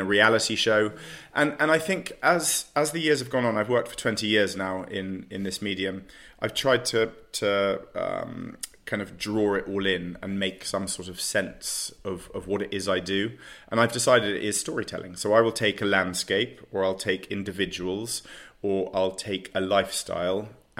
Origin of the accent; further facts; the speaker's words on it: London, United Kingdom; I'm a Londoner through and through. I was born in the middle of London. I could see Marble Arch from my childhood bedroom.